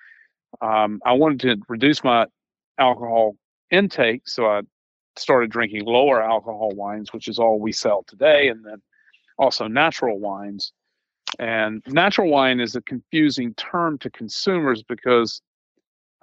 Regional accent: Charleston, South Carolina, United States; I was born in Charleston, South Carolina.

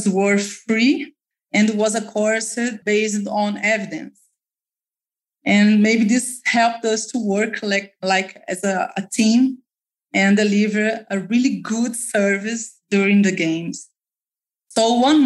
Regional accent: Belo Horizonte, Minas Gerais, Brazil; my experience in Brazil, in Minas Gerais state, in Belo Horizonte, that's my hometown

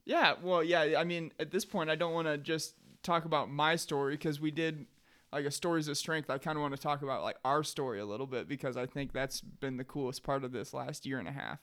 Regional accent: Sheldon, Iowa, United States; I ended up back here in Sheldon, Iowa, my hometown

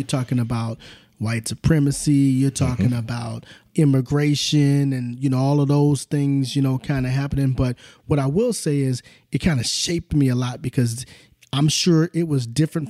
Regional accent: Southern California, United States; also born or lived in Oklahoma; child of the 70s and the 80s, you know, also, and growing up, born in Oklahoma, moved to Southern California when I was probably in the third or fourth grade, and would go back and forth to Oklahoma.

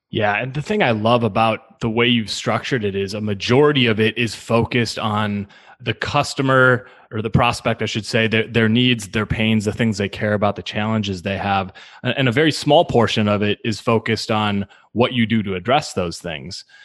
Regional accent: Milwaukee, Wisconsin, United States; moved away as an adult; now in St. Louis, United States; I've now spent half my life in in St. Louis. I grew up in in Milwaukee

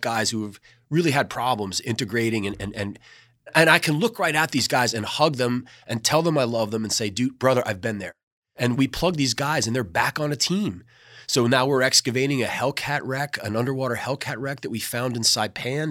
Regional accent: New York City, New York, United States; moved away as an adult; also born or lived in North Carolina; now in Outer Banks, North Carolina, United States; I was born and raised in New York City

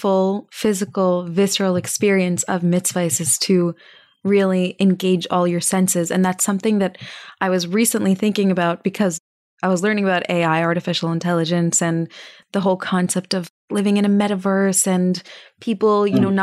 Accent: Texas, United States; I'm from Texas

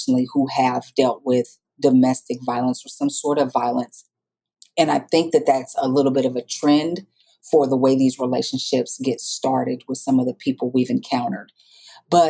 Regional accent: Iowa, United States; moved away as an adult; now in Dallas, United States; I grew up, like I said earlier, in Iowa

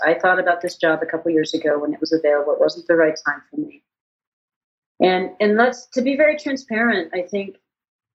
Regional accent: Wyoming, United States; now in Leadville, United States; I didn't grow up there. I grew up in Wyoming

